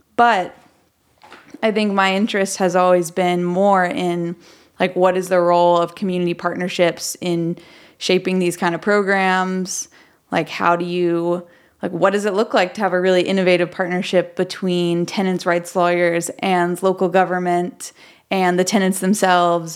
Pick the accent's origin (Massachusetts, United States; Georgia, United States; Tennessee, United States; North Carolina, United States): Tennessee, United States; Memphis; moved away as an adult; I'm from Memphis originally. I, um, moved away for about seven years and then I moved back